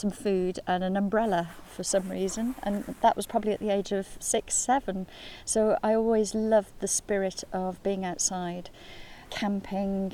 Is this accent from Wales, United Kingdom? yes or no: yes; Tal-y-bont, Wales, United Kingdom; also born or lived in Birmingham / Dolgellau; I grew up in a little village called Talabont, which is on the coast, just directly opposite here